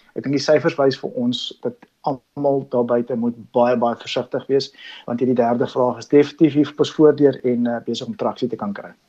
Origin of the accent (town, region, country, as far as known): South Africa